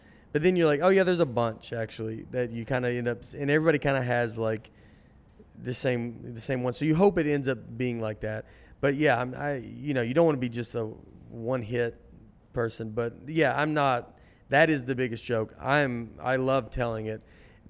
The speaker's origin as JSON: {"language": "English", "town": "Nashville", "region": "Tennessee", "country": "United States", "tie": "born or raised there", "said": "I'm from Nashville. It's completely different than it was growing up."}